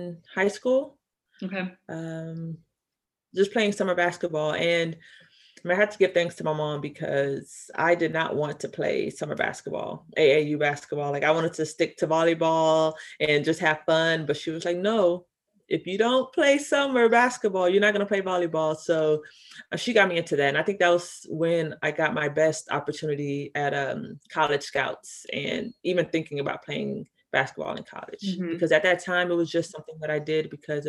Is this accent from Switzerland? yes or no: no; Houston, Texas, United States; I'm from Houston